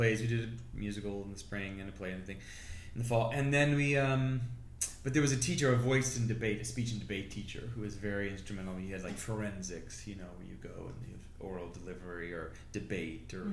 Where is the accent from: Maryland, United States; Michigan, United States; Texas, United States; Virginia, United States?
Virginia, United States; Northern; also born or lived in Elmira, New York; When I was five, we moved to Virginia, and I was raised in Virginia, Northern Virginia